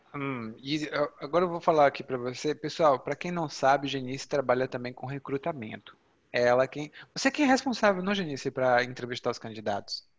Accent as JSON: {"language": "Portuguese", "region": "Ceará", "country": "Brazil", "moved": "yes", "said": "lá no Ceará, de onde eu venho"}